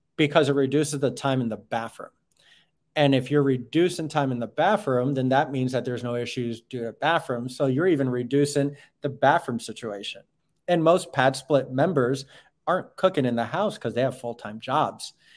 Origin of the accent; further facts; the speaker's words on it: New York, United States; moved away; I'm from up north, so I'm from New York. I'm used to old uh, Victorian buildings